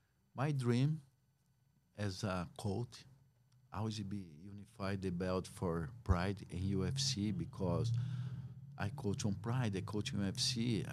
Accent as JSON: {"language": "English", "country": "Brazil", "second_language": "English", "moved": "yes", "lives_now": "United States", "said": "because when I moved from Brazil, I say, man, I'm done with MMA."}